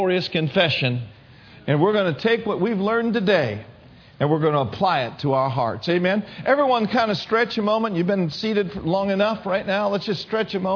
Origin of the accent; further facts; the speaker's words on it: Minneapolis, Minnesota, United States; moved away; I grew up in the north. I'm from Minneapolis, Minnesota.